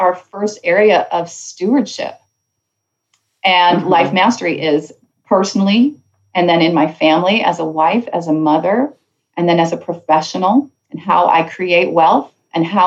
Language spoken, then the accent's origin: English; Canada; Canada, my home country